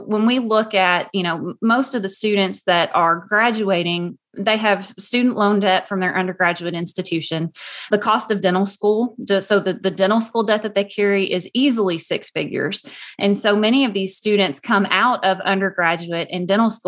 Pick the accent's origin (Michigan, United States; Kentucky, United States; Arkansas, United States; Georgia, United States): Kentucky, United States; Muhlenberg County; My aunt, Janie Colton, worked with the extension office in my hometown of Muhlenberg County, Kentucky